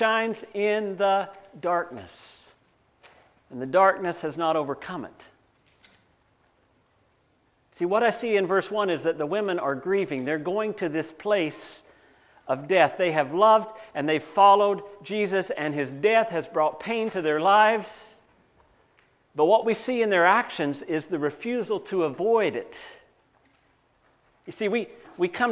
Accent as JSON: {"language": "English", "region": "North Carolina", "country": "United States", "tie": "born or raised there", "moved": "yes", "lives_now": "Canada", "said": "I grew up in North Carolina."}